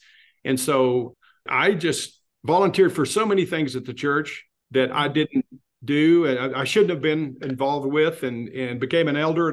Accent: West Texas, United States; moved away as an adult; also born or lived in Southern California; I grew up in West Texas in a very fundamental church

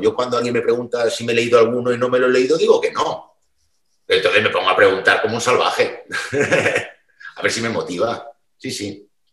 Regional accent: Mallorca, Balearic Islands, Spain; now in Barcelona, Spain; yo soy isleño de Mallorca

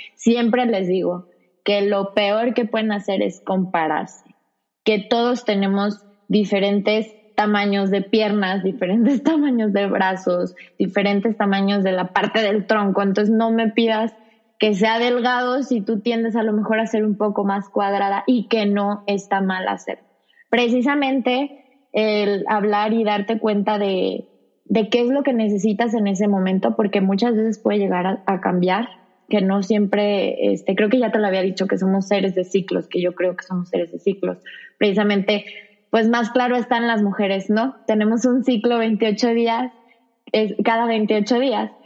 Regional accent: Zamora, Michoacán, Mexico; also born or lived in Guadalajara; empecé en Zamora porque soy de Zamora

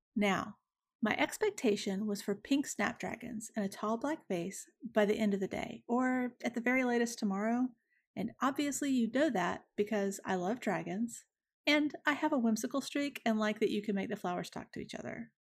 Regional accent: Deep South, United States; I am from the Deep South and was raised in large part by a woman who was raised here in the early nineteen hundreds

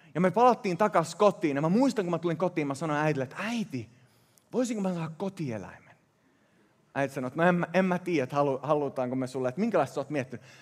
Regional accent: Sweden; first language Swedish; Finnish is a second language; moved away; mä kasvoin Ruotsissa ja moni näistä sanoista tulee sillä luonnollisella ensimmäisellä kielellä

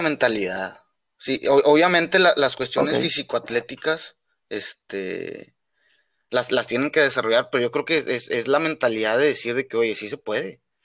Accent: Mexico; moved away as an adult; soy mexicano

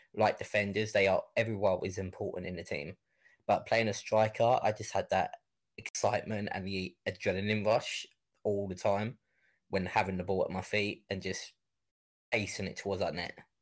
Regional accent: Kent, South East England, United Kingdom; I grew up in an area called Kent

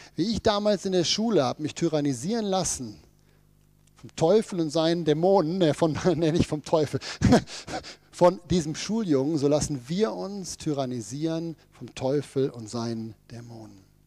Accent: Ruhr area, North Rhine-Westphalia, Germany; bei uns im Ruhrgebiet

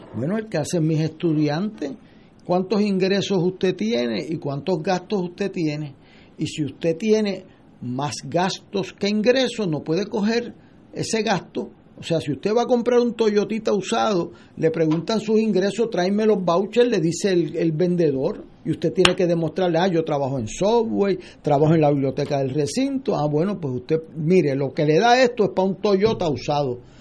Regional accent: Puerto Rico; como puertorriqueño

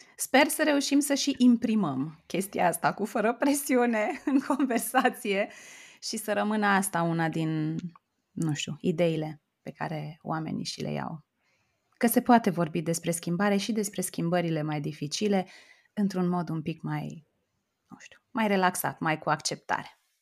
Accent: Oradea, Bihor County, Romania; moved away as an adult; also born or lived in Timișoara; now in Bucharest, Romania; eu sunt din Oradea

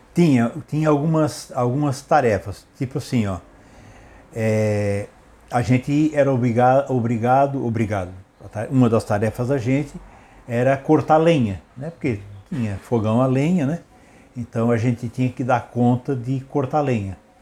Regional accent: Criciúma, Santa Catarina, Brazil; also born or lived in Urussanga, Santa Catarina, Brazil; nasci na cidade de Uruçanga, é, no dia 27 de 12 de 1956

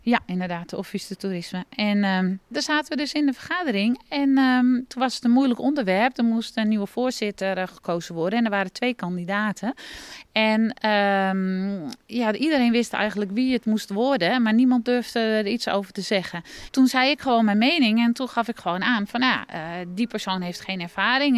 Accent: Netherlands; moved away as an adult; now in France; Als echte Nederlander

